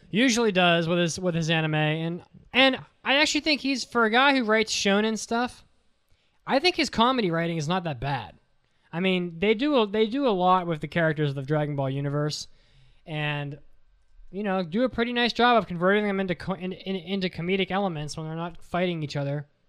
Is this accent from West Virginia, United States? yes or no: yes; West Virginia, United States; I'm from West Virginia